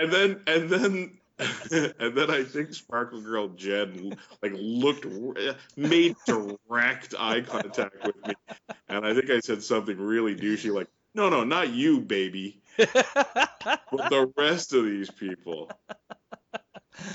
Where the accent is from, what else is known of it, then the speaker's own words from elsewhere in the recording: Canada; And in most situations, I am very Canadian and I don't complain or anything.